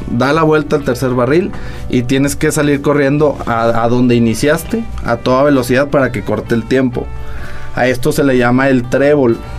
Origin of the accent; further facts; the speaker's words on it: Saltillo, Coahuila, Mexico; somos de aquí de Saltillo.